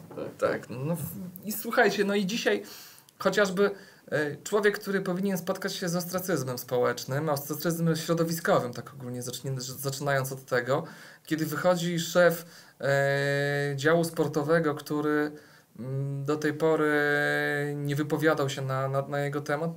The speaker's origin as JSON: {"language": "Polish", "region": "Podlaskie Voivodeship", "country": "Poland", "said": "u nas w Podlasiu"}